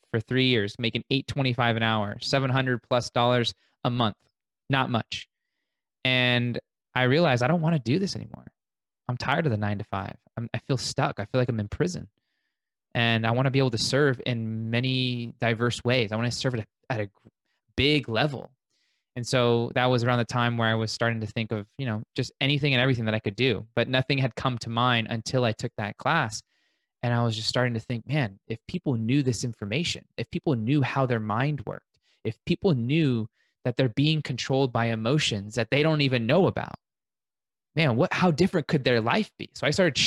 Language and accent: English; Las Vegas, Nevada, United States; born and raised in Vegas, one of those rare unicorns, haven't left.